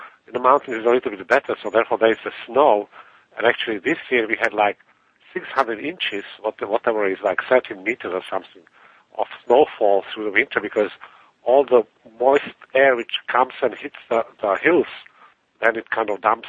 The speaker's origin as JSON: {"language": "English", "country": "Czechia", "tie": "born or raised there", "second_language": "English", "said": "So mushrooming, it's from my background. I was growing up in Czechoslovakia, and I had a neighbor there who was a big mushroomer"}